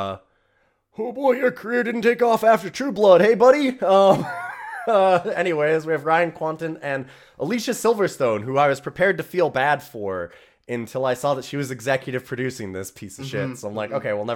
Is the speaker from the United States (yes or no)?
no; Canada; I'm Canadian